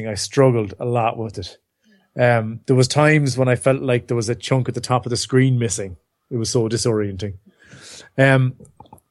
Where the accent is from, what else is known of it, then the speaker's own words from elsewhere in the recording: Ireland; we're Irish